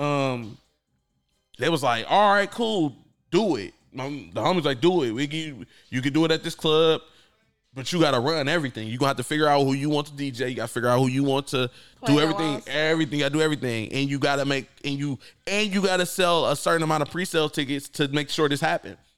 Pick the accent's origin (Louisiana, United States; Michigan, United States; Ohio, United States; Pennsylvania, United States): Ohio, United States; Akron; I'm from Akron.